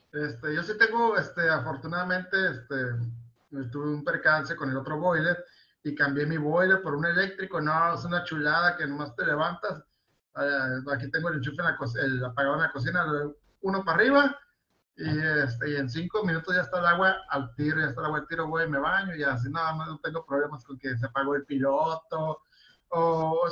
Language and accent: Spanish; Mexico; also born or lived in Mexicali; somos una sociedad mexicana